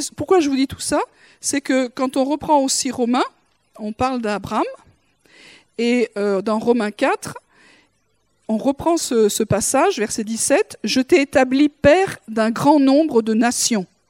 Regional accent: Toulouse, Occitania, France; je suis née à Toulouse

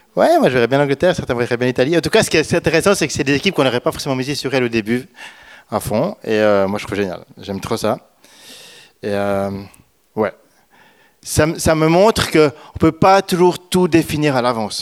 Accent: Switzerland; je suis suisse

